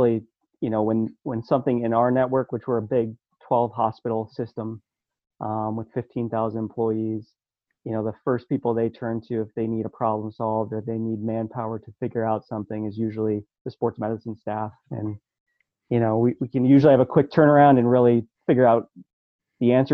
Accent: upstate New York, United States; moved away as an adult; now in Bethlehem, United States; a kid growing up in the New York, upstate New York

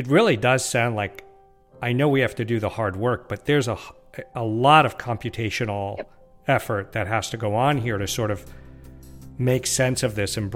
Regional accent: West Coast, United States; now in New England, United States; I live here, and I was born and raised on the West, and I remember there, and I came here

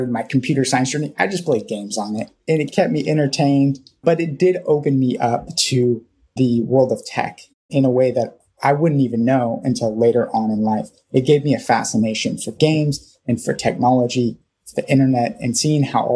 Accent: Thousand Oaks, California, United States; also born or lived in Norwalk, California; we moved up to a place called Thousand Oaks, California, when I was about 5 or 6. And so I started kindergarten there in that area

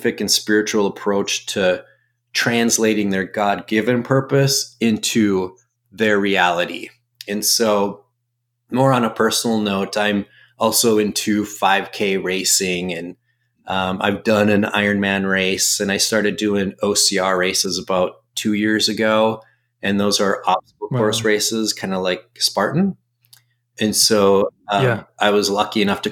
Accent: Minnesota, United States; moved away as an adult; now in Arizona, United States; I'm from Minnesota

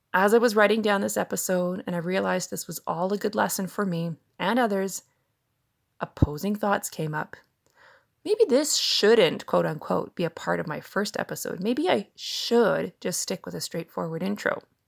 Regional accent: Canada; I'm a Canadian mom of two grown children

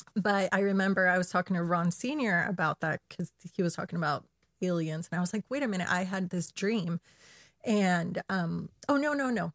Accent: Chile; I'm from Chile

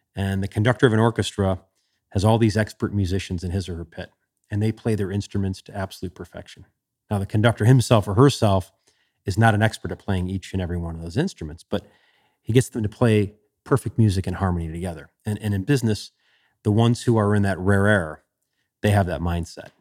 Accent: Chicago, Illinois, United States; growing up in Chicago

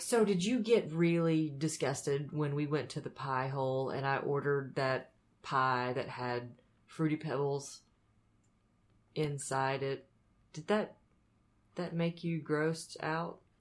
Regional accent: Anderson, South Carolina, United States; moved away; I grew up eating so horribly because I grew up in the South

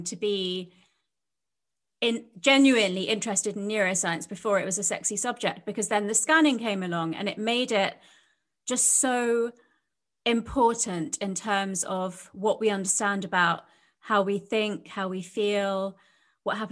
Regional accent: London, United Kingdom; I was brought up in London, but by Indian parents who had emigrated from India.

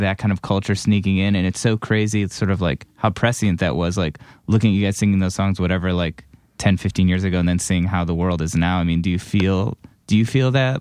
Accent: Cleveland, Ohio, United States; someone who grew up in Cleveland

